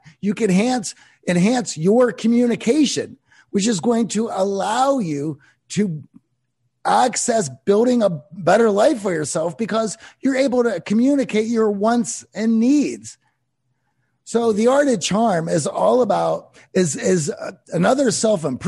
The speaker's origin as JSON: {"language": "English", "town": "Pittsburgh", "region": "Pennsylvania", "country": "United States", "tie": "born or raised there", "said": "I grew up in Pittsburgh"}